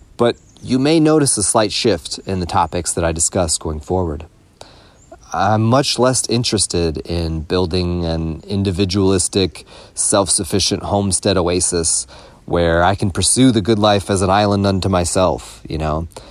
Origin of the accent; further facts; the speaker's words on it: Louisville, Kentucky, United States; moved away as an adult; now in California, United States; I felt very isolated and alienated in my hometown of Louisville, Kentucky